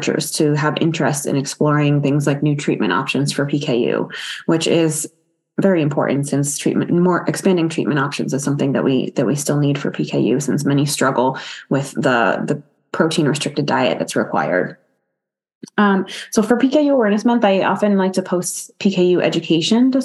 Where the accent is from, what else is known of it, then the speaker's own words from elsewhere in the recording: Boston, Massachusetts, United States; I was fortunate to grow up in the Boston area